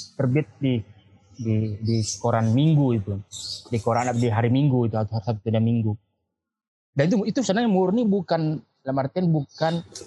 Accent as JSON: {"language": "Indonesian", "area": "Banggai", "region": "Central Sulawesi", "country": "Indonesia", "also_born_or_lived": "Makassar / Yogyakarta", "moved": "yes", "lives_now": "Jakarta, Indonesia", "said": "saya tinggal di Banggai"}